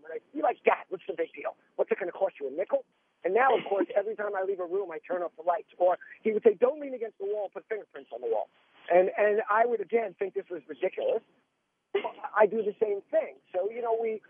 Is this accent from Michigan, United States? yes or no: no; New York, United States; I'm a New Yorker